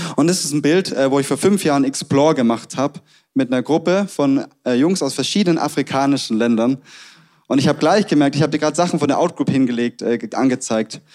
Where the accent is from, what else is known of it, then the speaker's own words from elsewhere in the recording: Stuttgart, Baden-Württemberg, Germany; accent: Swabian; moved away as an adult; also born or lived in Tübingen; now in Munich, Germany; wir kommen beide aus dem Ländle, aus Sturgart